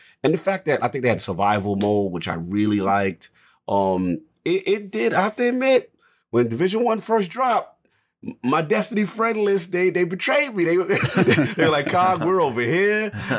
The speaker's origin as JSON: {"language": "English", "region": "New York", "country": "United States", "said": "because as a New Yorker, you appreciate it."}